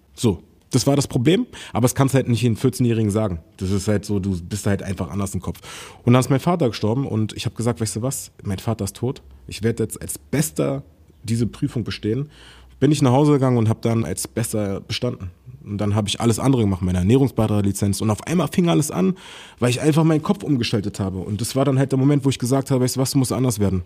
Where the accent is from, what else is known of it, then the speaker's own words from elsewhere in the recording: Berlin, Germany; ich bin in Berlin groß geworden